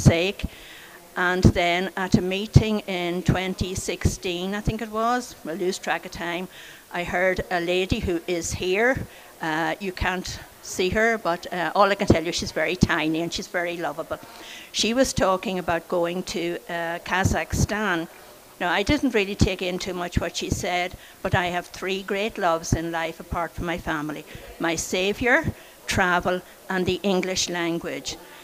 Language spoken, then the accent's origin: English; Sligo, Connacht, Ireland; I was born in Sligo in 1941